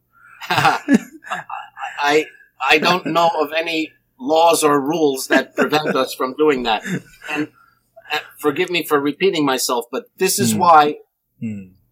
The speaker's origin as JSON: {"language": "English", "region": "New Jersey", "country": "United States", "tie": "born or raised there", "said": "I was born in New Jersey"}